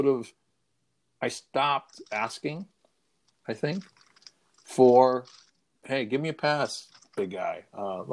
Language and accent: English; New York City, New York, United States; I'm a guy from the South Bronx